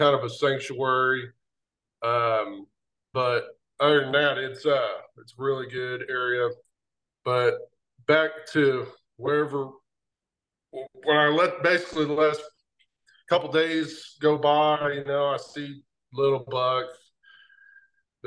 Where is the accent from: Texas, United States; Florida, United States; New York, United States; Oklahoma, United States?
Oklahoma, United States; moved away as an adult; now in Missouri, United States; I'm from Oklahoma. I moved to Missouri about 9 years ago.